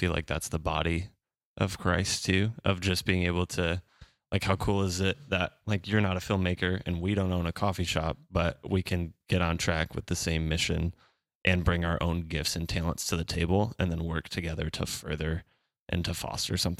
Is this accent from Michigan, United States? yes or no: yes; Rockford, Michigan, United States; my hometown of Rockford.